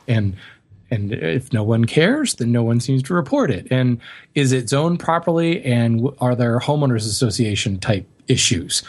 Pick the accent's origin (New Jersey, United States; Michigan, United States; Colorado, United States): Colorado, United States; moved away; growing up in Colorado, I know very well what it's like to live in a very dry climate